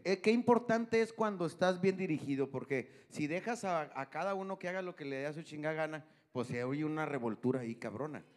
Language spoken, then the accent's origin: Spanish; General Escobedo, Nuevo León, Mexico; aquí de los que somos de Escobedo